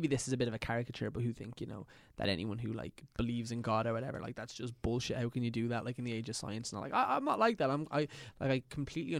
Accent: Ireland; I'm just an Irish boy with two pasty parents

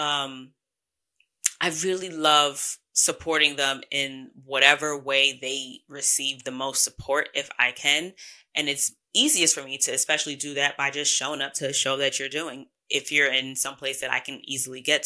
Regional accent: New York, United States; I'm from New York

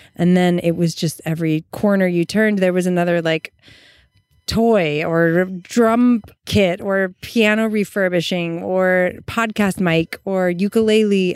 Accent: Eureka, California, United States; moved away; we're in my hometown

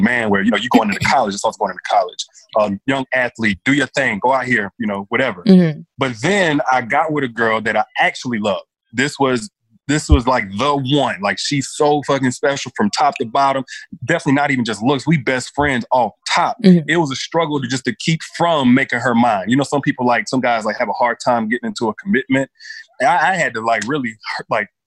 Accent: Enterprise, Alabama, United States; now in Alpharetta, United States; Alabama, Enterprise, Alabama, small town in Alabama

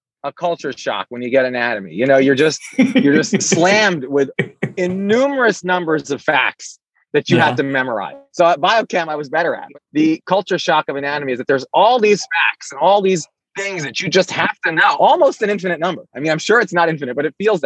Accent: Allentown, Pennsylvania, United States; also born or lived in Washington, D.C. / Saudi Arabia; I grew up in Allentown, PA

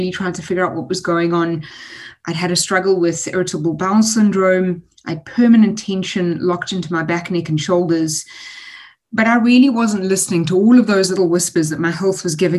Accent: Durban, KwaZulu-Natal, South Africa; I'm a Durbanite. I was born and raised in Durban, spent a lot of the time very chilled on the beach

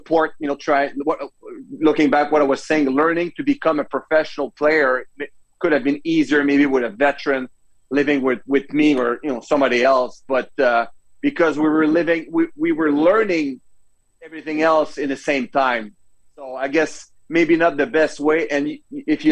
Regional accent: Canada; accent: French; English is a second language

